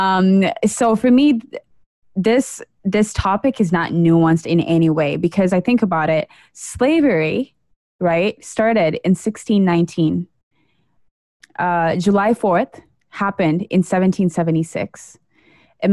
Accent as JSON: {"language": "English", "country": "Kenya", "moved": "yes", "lives_now": "United States", "said": "as a Kenyan living in America, who's an immigrant"}